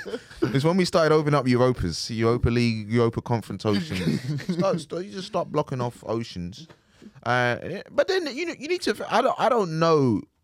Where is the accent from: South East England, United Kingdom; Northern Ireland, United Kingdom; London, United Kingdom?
South East England, United Kingdom; I'm from Kent and I wear this t-shirt.